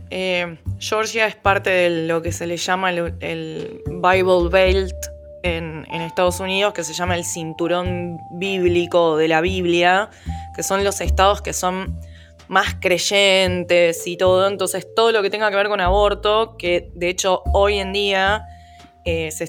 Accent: Argentina; nosotros como argentinos

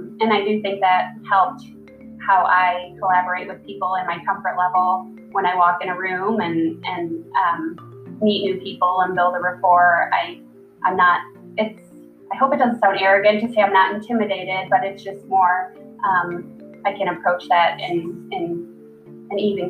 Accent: Detroit, Michigan, United States; growing up in Metro Detroit

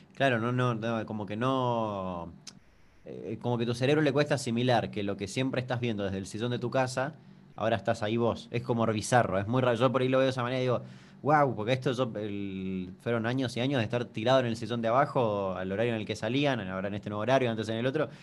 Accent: Chaco, Argentina; soy de Chaco

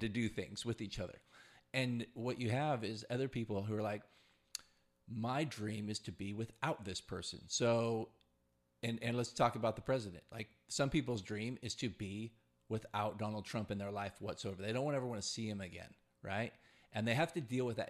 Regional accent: California, United States; as a Californian at forty-one years old

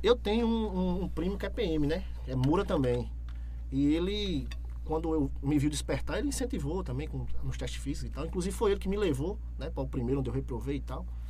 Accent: Itambé, Pernambuco, Brazil; Eu sou nascido e criado em Itambé.

